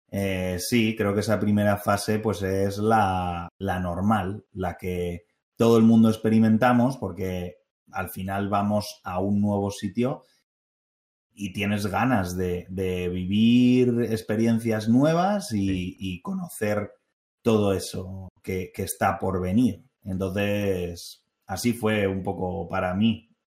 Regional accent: Spain; also born or lived in North Carolina, United States; yo que soy español

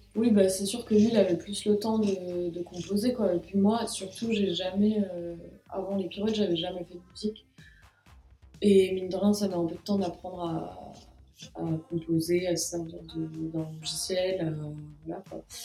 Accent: Grenoble and Annecy, Auvergne-Rhône-Alpes, France; also born or lived in south-west France; now in Paris, France; je suis née dans, le sud-ouest et j'ai grandi, à, j'ai grandi à Grenoble et à Annecy.

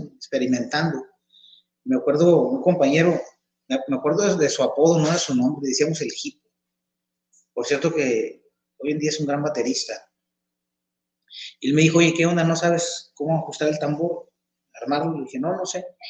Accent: Chihuahua, Mexico; moved away as an adult; now in Tepic, Mexico; a los ocho años de edad nos cambiamos de entidad. Yo soy de, aquí, de Tepic, Nayarit. Este, me cambié a vivir a la ciudad de Chihuahua.

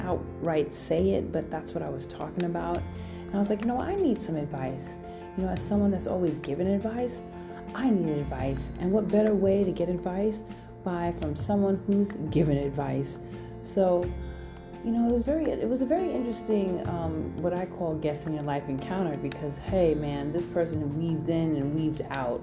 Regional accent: New York City, New York, United States; now in San Francisco, United States; I am Brooklyn all day, and I'm coming in from the Bay.

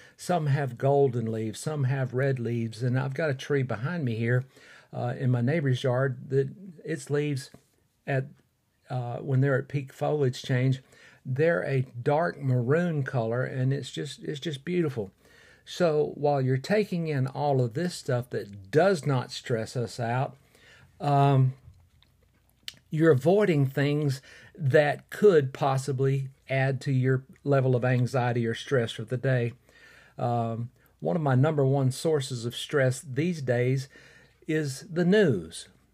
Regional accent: Fort Payne, Alabama, United States; recording in my hometown of Fort Payne, Alabama

